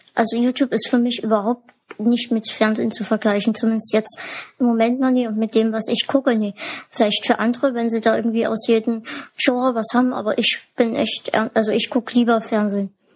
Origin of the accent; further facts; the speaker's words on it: Germany; bei uns in Deutschland